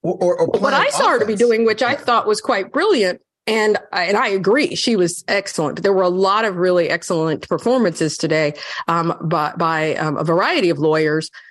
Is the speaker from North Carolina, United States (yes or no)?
yes; North Carolina, United States; I'm from North Carolina.